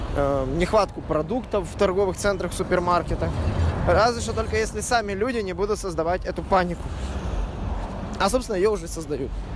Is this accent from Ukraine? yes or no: yes; Odesa, Odesa Oblast, Ukraine; now in Berlin, Germany; родной Одессы